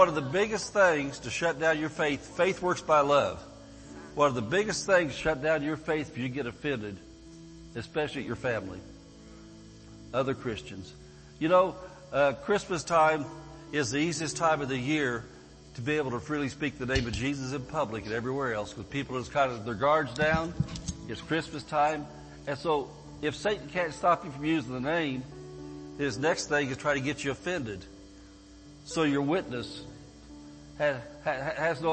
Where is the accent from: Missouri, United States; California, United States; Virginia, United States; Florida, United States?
California, United States; Barstow; I'm from Barstow, California